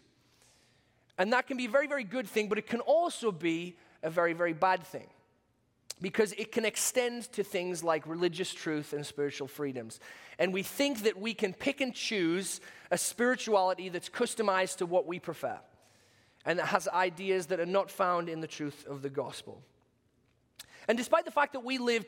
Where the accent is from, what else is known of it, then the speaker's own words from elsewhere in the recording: United Kingdom; accent: British; moved away; my British accent